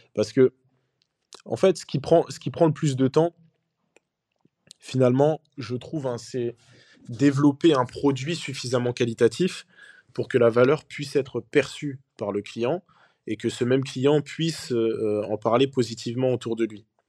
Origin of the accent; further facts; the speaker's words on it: Senegal; moi je suis originaire du Sénégal